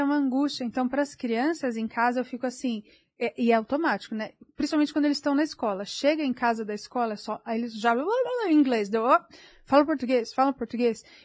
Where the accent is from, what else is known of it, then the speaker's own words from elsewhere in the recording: Barueri, São Paulo, Brazil; moved away as an adult; also born or lived in England; now in United States; Nasci, eu nasci em São Paulo, mas minha família inteira sempre foi de Barueri